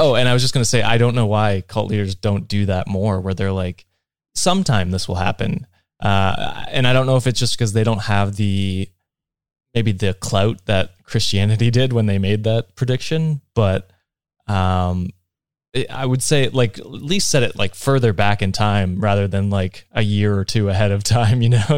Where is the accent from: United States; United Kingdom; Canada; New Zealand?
Canada; as a Canadian